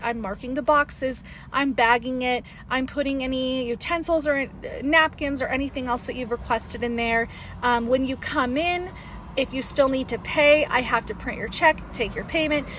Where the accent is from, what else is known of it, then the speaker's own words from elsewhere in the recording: Las Vegas, Nevada, United States; now in Colorado, United States; I'm originally from Vegas